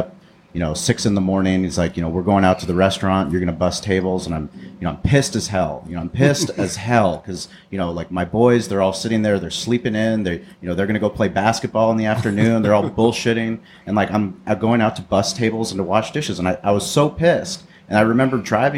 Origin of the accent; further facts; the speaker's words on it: San Diego, California, United States; I grew up in La Jolla